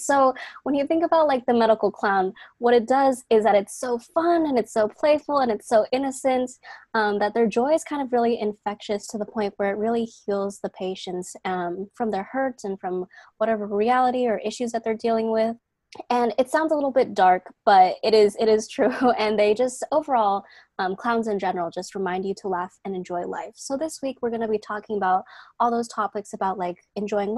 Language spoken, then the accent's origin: English; Seattle, Washington, United States; I am from Seattle, Washington